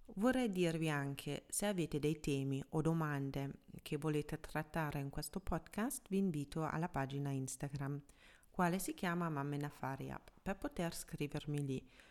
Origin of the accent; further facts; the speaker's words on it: Germany; first language German; Italian is a second language; moved away as an adult; now in Milan, Italy; sono tedesca, quindi anche madrelingua tedesco